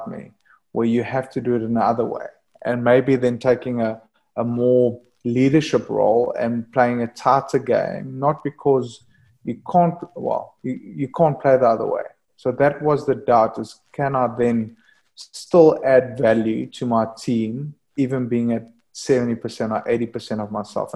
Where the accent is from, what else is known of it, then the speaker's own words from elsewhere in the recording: South Africa; moved away as an adult; being a South African boy that just loves surfing warm weather